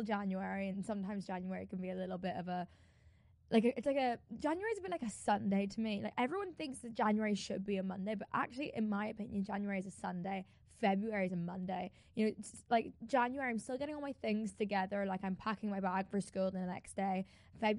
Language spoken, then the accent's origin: English; Ireland; I'm Irish